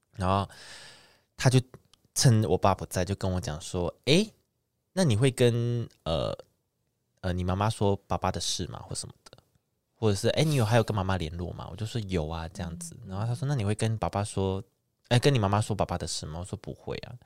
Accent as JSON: {"language": "Chinese", "town": "Neipu", "region": "Pingtung County", "country": "Taiwan", "moved": "yes", "said": "我们老家在那个内埔那边"}